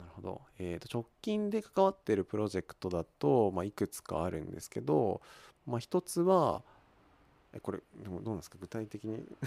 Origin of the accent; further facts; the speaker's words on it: Kawagoe, Saitama, Japan; 僕川越生まれではないんですけれども、 まあ、ほとんど川越育ちで大体20年ぐらい